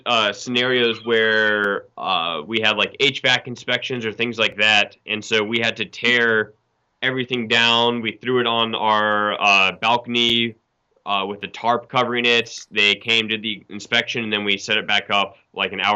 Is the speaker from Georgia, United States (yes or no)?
yes; Atlanta, Georgia, United States; We grew up in Atlanta suburbs